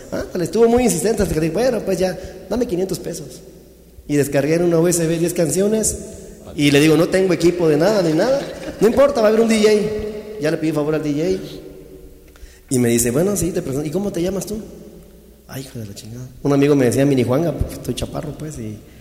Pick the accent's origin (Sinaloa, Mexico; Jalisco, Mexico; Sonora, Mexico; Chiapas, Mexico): Chiapas, Mexico; Yo soy de Chiapas, originario de Chiapas.